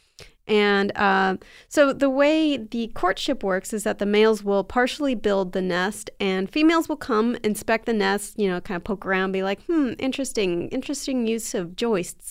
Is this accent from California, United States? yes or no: yes; San Diego, California, United States; my hometown in San Diego